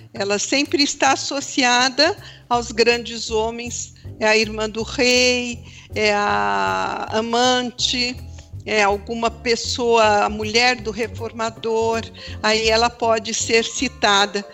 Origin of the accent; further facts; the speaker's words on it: São Paulo, Brazil; moved away as an adult; also born or lived in Belo Jardim, Pernambuco; now in Campinas, Brazil; cresci em São Paulo, trabalhei, estudei, casei, tive os dois filhos mais velhos.